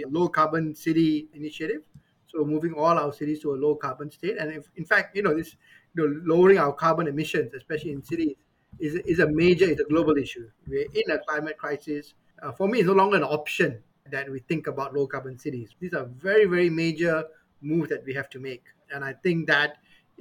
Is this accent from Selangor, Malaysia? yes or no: yes; Petaling Jaya, Selangor, Malaysia; I grew up in Kuala Lumpur, in PJ